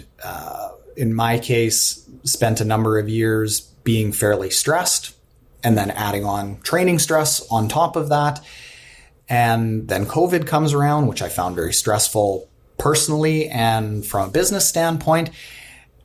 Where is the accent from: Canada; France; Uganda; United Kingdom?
Canada; I'm from Canada.